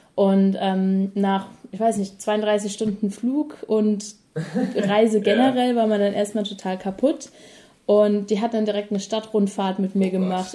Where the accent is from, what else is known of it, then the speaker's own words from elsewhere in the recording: Mannheim, Baden-Württemberg, Germany; moved away as an adult; now in New Zealand; die Heimat ist immer noch Mannheim und es wird auch immer die Heimat bleiben